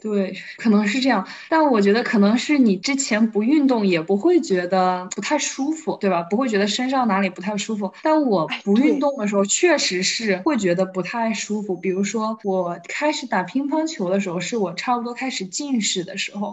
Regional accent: Wuhan, Hubei, China; 我是又是一个长在水边的人，就我是武汉人嘛

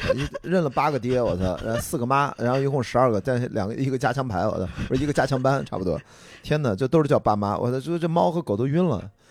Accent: Qingdao, Shandong, China; also born or lived in Beijing; now in Shanghai, China; 我小时候发小我很多青岛的朋友

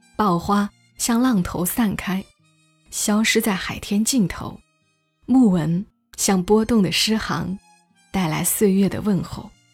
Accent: Changsha, Hunan, China; accent: Changsha dialect; moved away; 我们长沙话说的“又味”

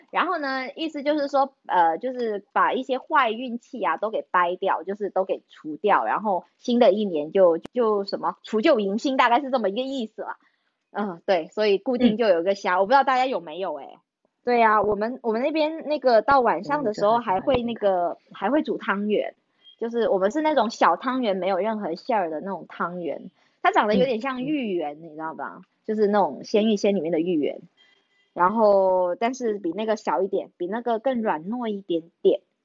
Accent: Guangdong, China; 我们这种乡下地方的小孩，每一次看到广州省城的那个春节节目呢

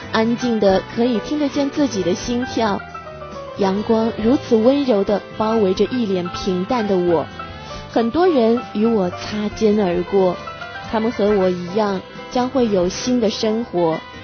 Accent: China; 我们中国人

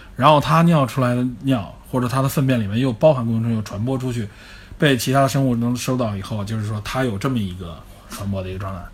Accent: China; 我们中国人

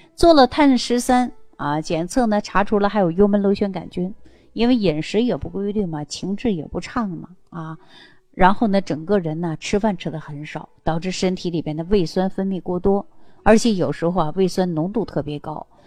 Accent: Northeast China, China; 尤其我们是东北人这种性格呀，更能体现出男孩子的特性

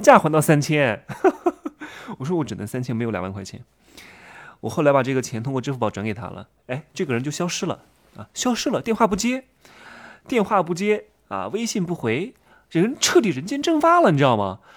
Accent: Wuhu, Anhui, China; 我是芜湖人嘛，认识我们芜湖的一个中戏那年考第一名，叫吴宇泽

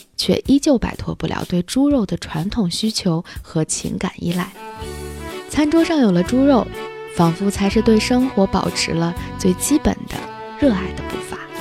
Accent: Hebei, China; 作为一个土生土长的北方人

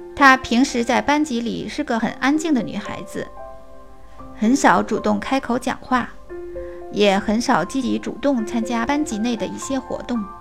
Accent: Beijing, China; 我来自北京，是一名小学老师

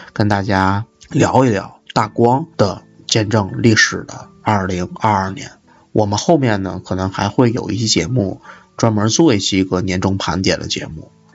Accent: Tianjin, China; moved away as an adult; now in Beijing, China; 我作为田径人可能会，天津会比较方便一点儿

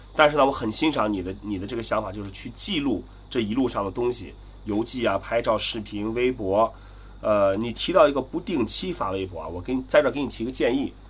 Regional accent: Qingdao, Shandong, China; 我是青岛人

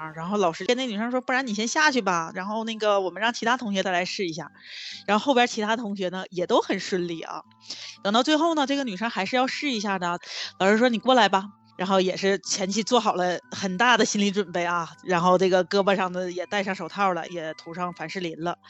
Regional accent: Northeast China, China; 用我们东北话叫膈应人，一看就特别膈应人。我们东北不有一句老话叫“癞蛤蟆露脚面，不咬人膈应人”吗？

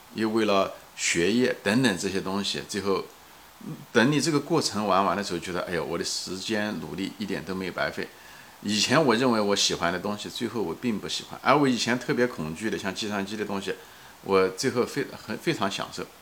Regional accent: China; now in United States; 我很骄傲、很幸运做了个中国人

